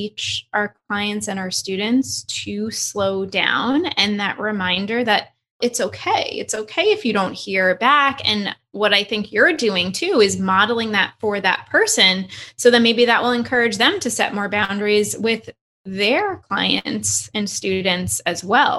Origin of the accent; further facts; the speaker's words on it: New York, United States; I'm from New York